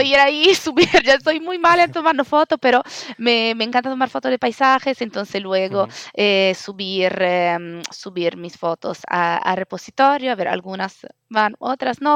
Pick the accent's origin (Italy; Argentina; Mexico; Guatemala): Italy; accent: Italian; Spanish is a second language; moved away as an adult; also born or lived in Madrid, Spain; now in Barcelona, Spain; mi acento italiana, pero adoptada, digamos, eh, en España hace 10 años.